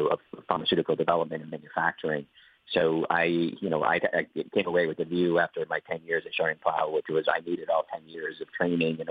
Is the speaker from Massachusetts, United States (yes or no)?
yes; Boston, Massachusetts, United States; moved away as an adult; now in Ireland; I'm originally from Boston.